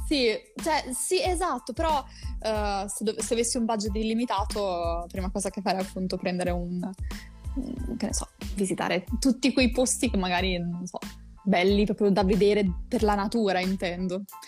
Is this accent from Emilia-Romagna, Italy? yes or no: yes; Rimini, Emilia-Romagna, Italy; io sono di Rimini